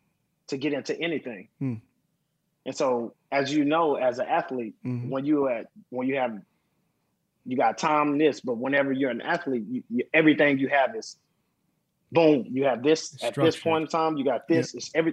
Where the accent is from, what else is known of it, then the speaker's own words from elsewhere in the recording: Dallas, Texas, United States; Dallas, Texas.